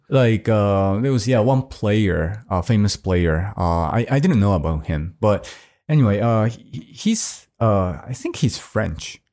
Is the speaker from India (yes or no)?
no; Hiroshima, Japan; my hometown, Hiroshima.